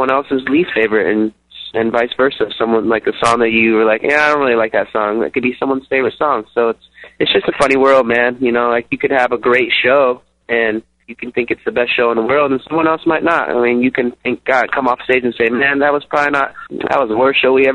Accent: San Diego, California, United States; We're down from San Diego, like 10, 15 minutes from the Mexican border.

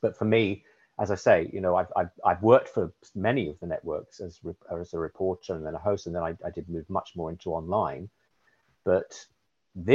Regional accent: United Kingdom; accent: London and Southeast, received pronunciation; now in Humboldt, United States

